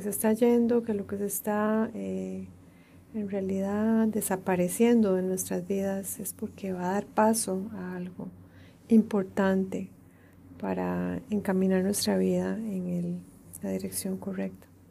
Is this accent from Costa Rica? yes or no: yes; Costa Rica; moved away as an adult; el exilio de mi país de origen, Costa Rica